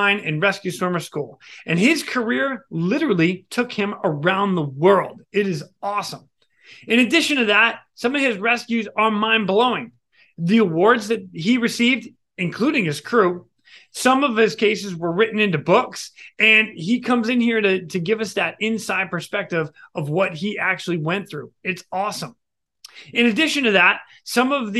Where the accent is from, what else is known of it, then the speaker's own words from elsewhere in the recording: Boston, Massachusetts, United States; us Bostoners in New England, massholes, we stick together